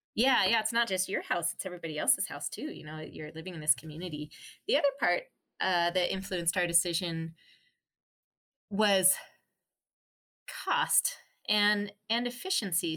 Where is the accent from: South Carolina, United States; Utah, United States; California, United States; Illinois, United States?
Utah, United States; Park City; we grew up in a very beautiful place in Park City in Utah